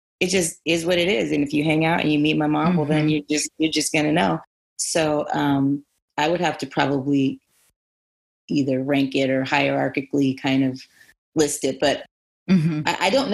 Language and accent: English; Santa Monica, California, United States; I was born in Santa Monica. I'm born and raised in Cali. I'm a Cali girl for life